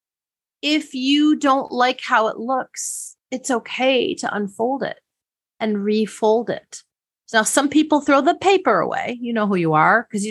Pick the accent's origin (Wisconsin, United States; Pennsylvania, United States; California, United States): Wisconsin, United States; My sister and I used to actually try to make origami as children growing up in Wisconsin.